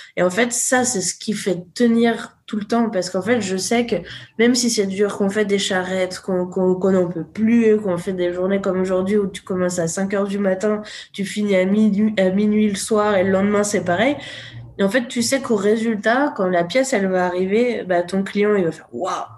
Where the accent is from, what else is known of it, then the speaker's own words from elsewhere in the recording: Haute-Savoie, Auvergne-Rhône-Alpes, France; moved away; je suis retournée dans mon village natal en Haute-Savoie